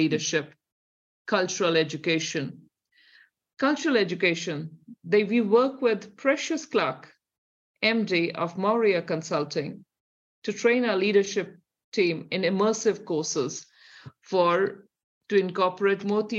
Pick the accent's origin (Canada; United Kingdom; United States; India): India; accent: Indian; moved away as an adult; now in New Zealand; if you hear by my accent, there's a definite Indian here, which is still deep in me